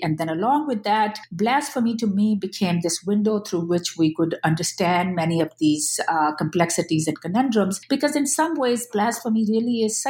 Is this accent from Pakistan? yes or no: yes; Pakistan; moved away as an adult; now in United States; Yes, so I am a hyphenated American. I am a Pakistani American. I came to the United States when I was 18 years old, and then I completed my undergraduate and graduate studies here.